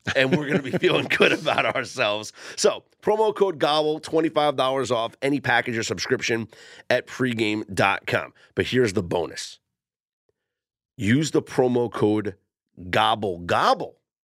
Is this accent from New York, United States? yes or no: yes; New York, United States; when I was younger, growing up in New York, uh, my mom used to take me